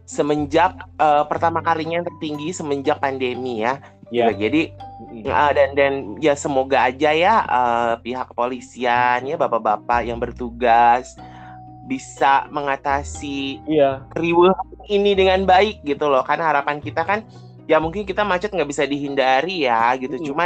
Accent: Jakarta, Indonesia; Even gue lahir di Jakarta ya, mm -hmm. tapi hmm gue besar di Jakarta artinya gue besar di sini bukan di Solo gitu kan

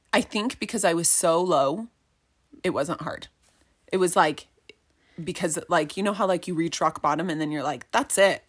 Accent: Highland, Utah, United States; also born or lived in Eagle Mountain, Utah; I grew up in Highland, so it's not super far from where we live in Eagle Mountain.

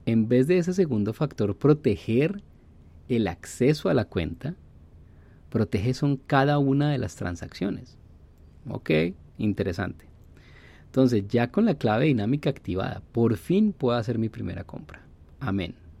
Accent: Colombia; moved away; mi pasaporte colombiano

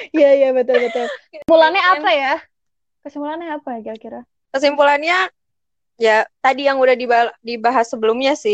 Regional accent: Yogyakarta, Special Region of Yogyakarta, Indonesia; now in Bandung, Indonesia; aku kan dari Jogja nih kan dari Jawa jadi suku Jawa gitu terus masuk ke lingkungan Sunda ke lingkungan di Bandung gitu

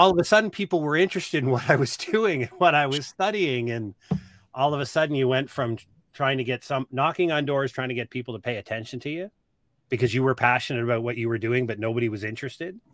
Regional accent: Nova Scotia, Canada; moved away as an adult; also born or lived in Halifax / Auburn; I grew up in the East Coast.

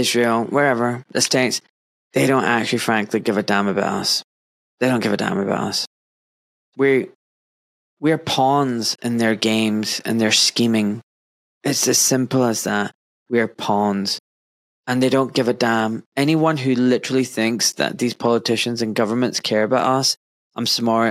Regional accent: Scotland, United Kingdom; moved away as an adult; now in England; I was born in Scotland, and I grew up, you know, in Scotland for 26 years, and then I moved down south to England, and I live here now.

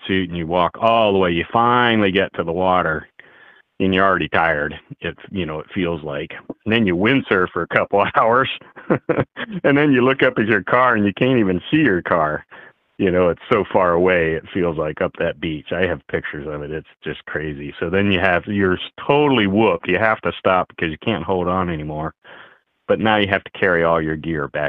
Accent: Memphis, Tennessee, United States; I grew up in Tennessee, in Memphis, Tennessee

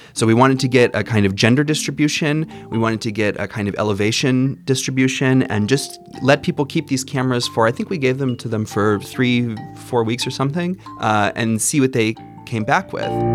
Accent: Arizona, United States; now in Washington, D.C., United States; I grew up in Arizona, but I live now here in Washington, D.C.

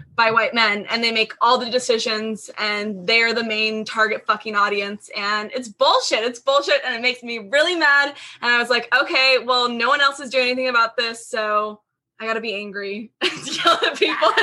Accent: near Seattle, Washington, United States; I grew up near Seattle, not in the city. Um, I grew up in the suburbs on the east side, hated it forever.

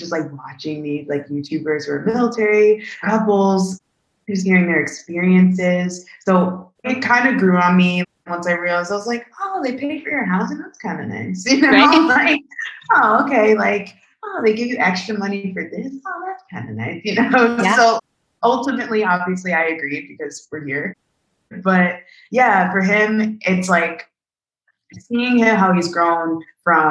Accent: New Jersey, United States; moved away as an adult; now in Aviano, Italy; I'm from New Jersey

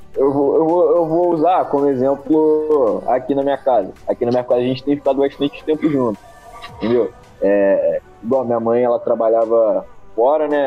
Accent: Volta Redonda, Rio de Janeiro, Brazil; Sou de Volta Redonda, estado do Rio

